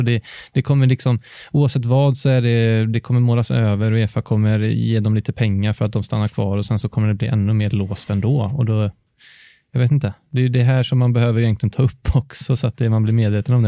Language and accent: Swedish; Alingsås, Västra Götaland, Sweden